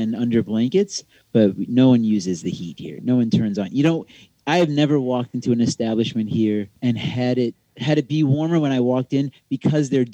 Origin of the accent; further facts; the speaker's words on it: Oak Park, Illinois, United States; now in Miami, United States; I'm from Oak Park, which is right outside of Chicago, and it is very cold there right now.